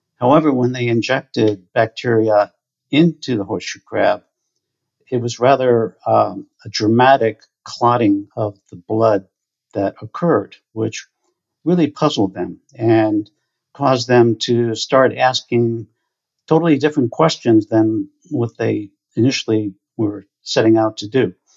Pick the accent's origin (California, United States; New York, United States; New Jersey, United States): New Jersey, United States; New Jersey shore, United States; I grew up on the New Jersey shore.